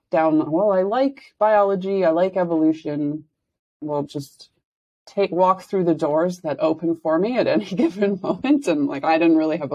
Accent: Saskatoon, Saskatchewan, Canada; moved away as an adult; I was born in Saskatoon, Saskatchewan, and did my first 2 degrees there, actually. So I lived there, like, right until I was 26

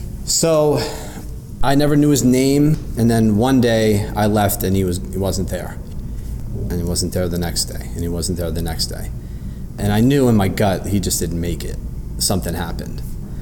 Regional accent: New York, United States; Growing up in New York, I've watched the homeless population explode, especially over the recent years.

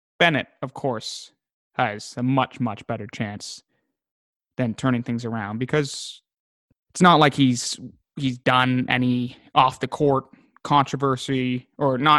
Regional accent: Ajax, Ontario, Canada; Both growing up in Ajax.

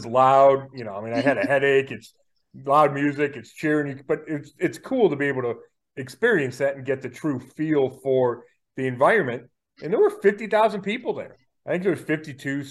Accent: Berea, Ohio, United States; when I was at St. Mary's in Berea

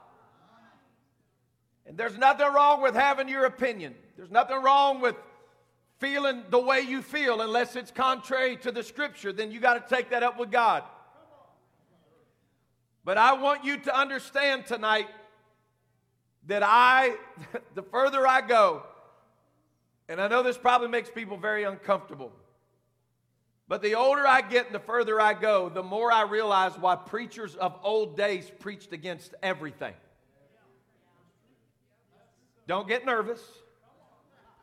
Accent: United States; I am an American from the top of my head to the soles of my feet

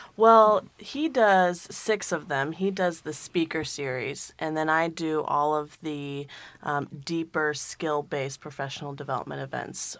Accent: California, United States; also born or lived in London, United Kingdom; now in Dayton, United States; I came from London, but I grew up in California

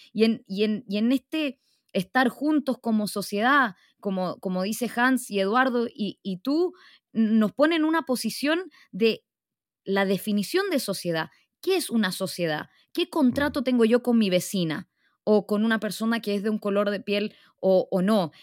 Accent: Arica, Arica y Parinacota, Chile; yo nací en Chile, yo nací en Arica

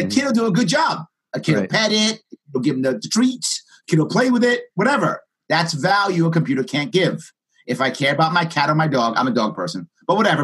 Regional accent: New York City, New York, United States; I grew up in the South Bronx

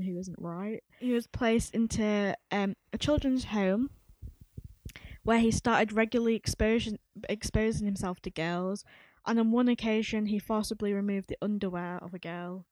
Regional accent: Leeds, Yorkshire and the Humber, United Kingdom; we are based in Leeds. We are from Leeds.

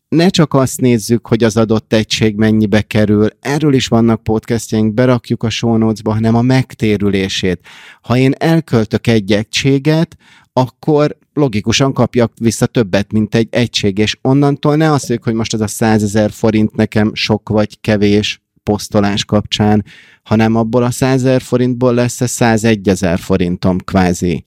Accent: Hungary; moved away as an adult; also born or lived in United States; now in Budapest, Hungary; én kis magyarként ott Amerikában

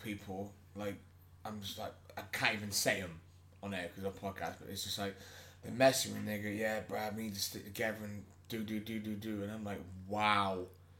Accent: Melksham, South West England, United Kingdom; we're from Melksham.

